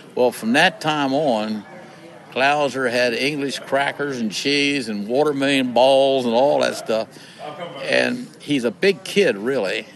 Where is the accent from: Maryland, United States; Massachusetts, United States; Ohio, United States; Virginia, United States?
Maryland, United States; I lived born and raised in Maryland.